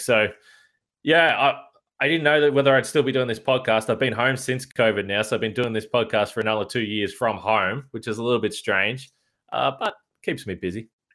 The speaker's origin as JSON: {"language": "English", "country": "Australia", "said": "as an Australian"}